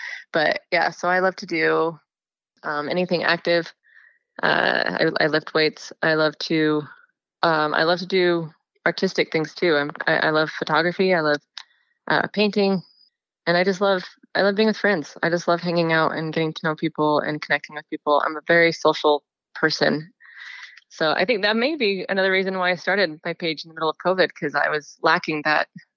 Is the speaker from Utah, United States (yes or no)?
yes; Highland, Utah, United States; also born or lived in Brazil; now in Eagle Mountain, United States; My home is Highland, Utah, in Utah Valley